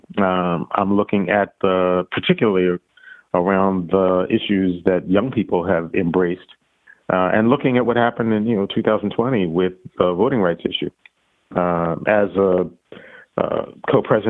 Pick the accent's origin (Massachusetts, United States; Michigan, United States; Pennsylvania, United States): Pennsylvania, United States; Philadelphia; when I was growing up in Philadelphia